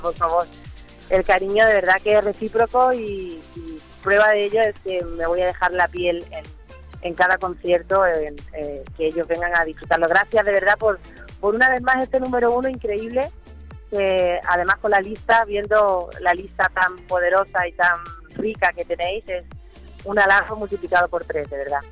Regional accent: Andalusia, Spain; como andaluza

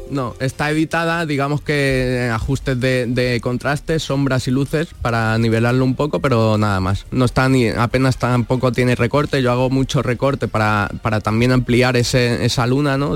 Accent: Alicante, Valencian Community, Spain; moved away as an adult; now in Morón de la Frontera, Spain; yo vengo de yo soy de Alicante

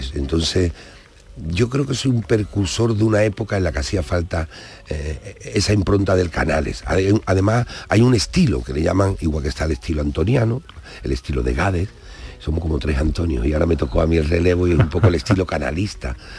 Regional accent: Andalusia, Spain; nos diferencia en Andalucía

